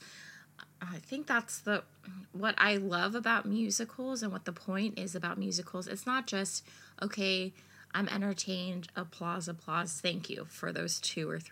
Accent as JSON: {"language": "English", "country": "United States", "said": "being American"}